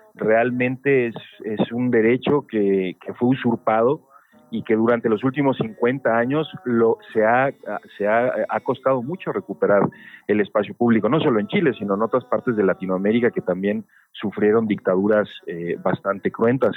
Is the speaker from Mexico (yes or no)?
yes; Mexico City, Mexico; yo particularmente ya nací acá en Ciudad de México, eh, en el exilio de mi padre y de mi madre